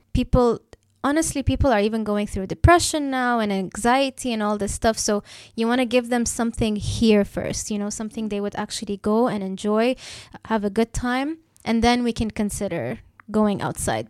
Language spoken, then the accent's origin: English; Dubai, United Arab Emirates; I'm born and raised in Dubai